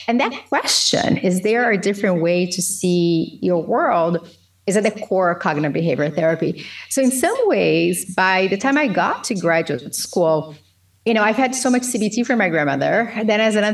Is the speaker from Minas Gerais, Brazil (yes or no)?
yes; Governador Valadares, Minas Gerais, Brazil; English is a second language; moved away as an adult; also born or lived in Belo Horizonte / North Tonawanda, New York; now in United States; So I moved from Governador Valadares to Belo Horizonte